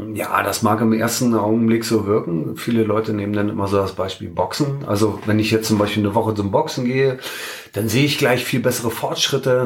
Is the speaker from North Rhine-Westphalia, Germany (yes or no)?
no; Berlin, Germany; now in Hannover, Germany; ich komme ja gebürtig aus Berlin